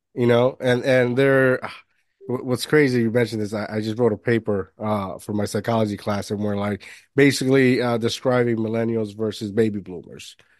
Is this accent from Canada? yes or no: no; Puerto Rico; moved away; also born or lived in Jersey City, New Jersey; I grew up in Puerto Rico